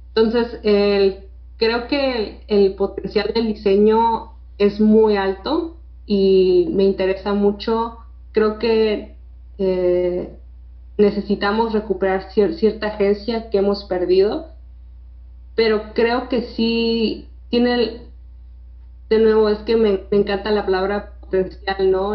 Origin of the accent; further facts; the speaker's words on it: Tijuana, Baja California, Mexico; aquí de México, de Tijuana, nací en Tijuana